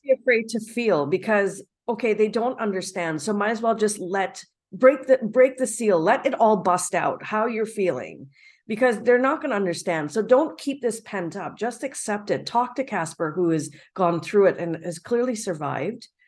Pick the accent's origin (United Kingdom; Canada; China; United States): Canada; as a Canadian